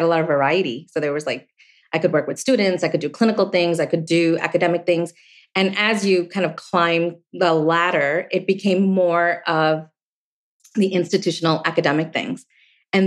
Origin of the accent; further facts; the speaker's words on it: East Coast, United States; I grew up on the East Coast, you know, in an Asian family